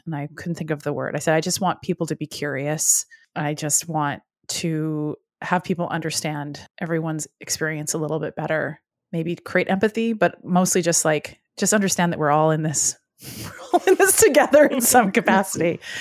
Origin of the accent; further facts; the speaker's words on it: Edmonton, Alberta, Canada; we are both from Edmonton, Alberta